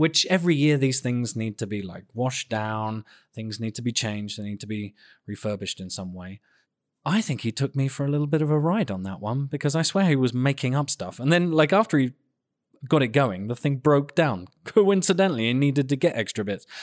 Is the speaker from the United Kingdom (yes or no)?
yes; England, United Kingdom; moved away; I'm so English